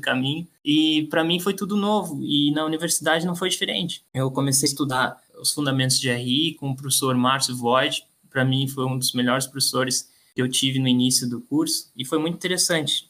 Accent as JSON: {"language": "Portuguese", "town": "Uruguaiana", "region": "Rio Grande do Sul", "country": "Brazil", "tie": "born or raised there", "also_born_or_lived": "Florianópolis", "moved": "as an adult", "lives_now": "Lisbon, Portugal", "said": "eu nasci em Uruguaiana, que é uma cidade é, que fica na fronteira com, com a Argentina, é, uma cidade no interior."}